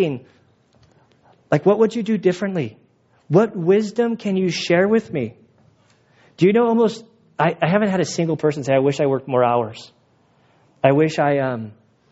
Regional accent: United States; I'm an American

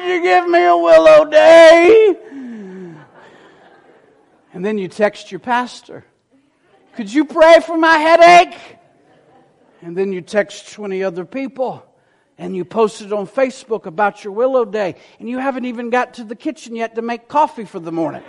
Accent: the South, United States; I was raised in the South

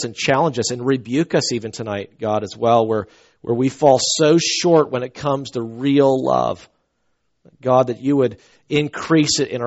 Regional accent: the South, United States; I'm from the South.

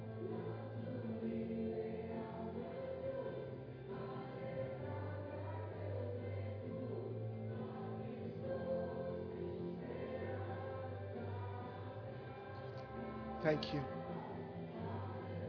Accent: Nobleton, Florida, United States; I'm from real Florida. I'm from Nobleton. 283 people in Nobleton, Florida

